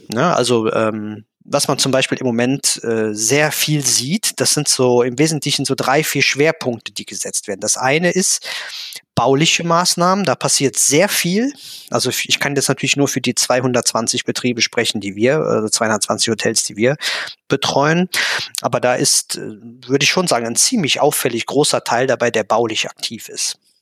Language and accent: German; Germany; accent: Kölsch; bin ein Kind der Eifel